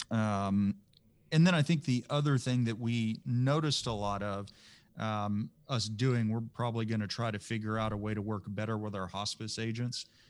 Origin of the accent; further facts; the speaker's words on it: Texas, United States; I'm just as Texan as you are